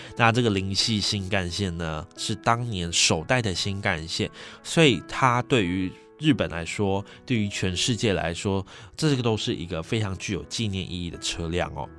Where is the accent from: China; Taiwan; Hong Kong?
Taiwan; Taipei; 我是台北人